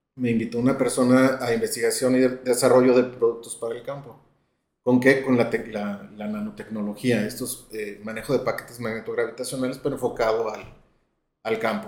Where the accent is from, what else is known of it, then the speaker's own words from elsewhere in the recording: León, Guanajuato, Mexico; yo soy de León, Guanajuato